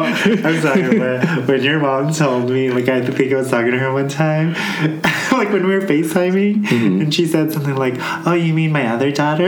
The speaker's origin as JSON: {"language": "English", "country": "United States", "tie": "born or raised there", "said": "growing up as an American Filipino"}